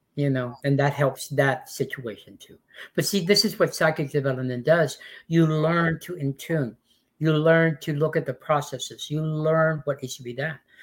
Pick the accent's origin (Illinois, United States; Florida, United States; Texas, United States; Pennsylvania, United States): Texas, United States; West; also born or lived in Mexico (ancestry); now in Austin, United States; I come from West Texas, but I've been living in Austin for 36 years